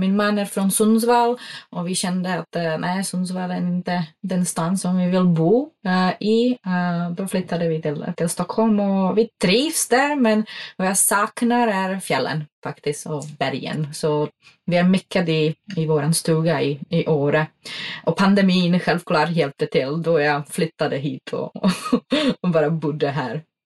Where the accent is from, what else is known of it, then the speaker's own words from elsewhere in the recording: Czechia; Swedish is a second language; moved away as an adult; now in Sweden; jag kommer från en pytteliten by eh, i den tjeckiska bergen som heter Beskidi och de ligger i östsidan av Tjeckien nära Slovakien och Polen. och jag är uppväxt i, ja, utom hus